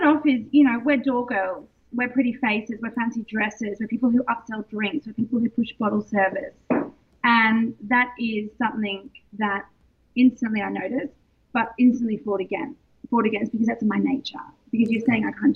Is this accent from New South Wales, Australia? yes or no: yes; Sydney, New South Wales, Australia; moved away as an adult; also born or lived in London, United Kingdom; I'm Australian and I moved to London. I was there for 15 years.